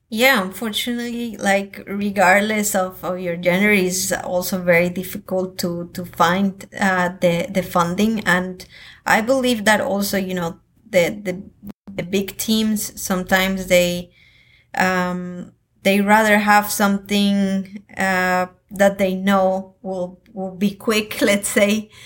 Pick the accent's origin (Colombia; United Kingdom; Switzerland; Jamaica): Colombia; I come from Colombia